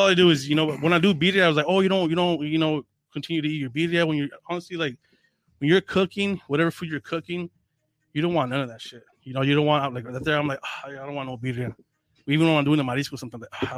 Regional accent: North County San Diego, California, United States; I grew up here in North County.

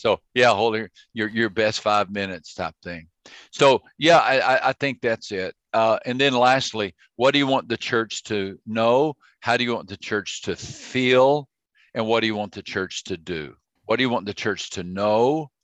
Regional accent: Texas, United States; I grew up in Texas

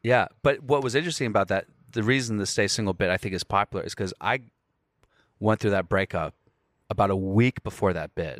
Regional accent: United States; I'm from America.

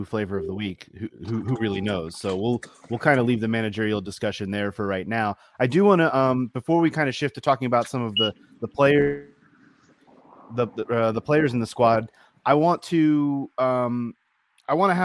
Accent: Baltimore, Maryland, United States; accent: Baltimore; my Baltimore accent

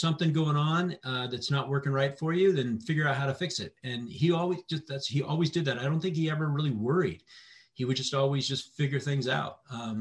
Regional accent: Fox Island, Washington, United States; also born or lived in El Paso, Texas; I grew up on Fox Island

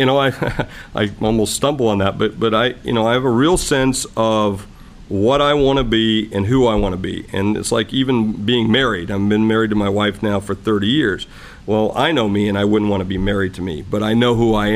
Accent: South Dakota, United States; I'm just from South Dakota

